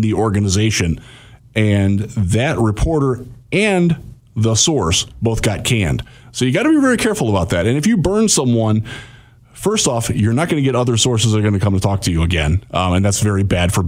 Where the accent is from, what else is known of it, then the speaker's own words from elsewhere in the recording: Cleveland, Ohio, United States; moved away; I grew up in the Cleveland area with primarily Browns fans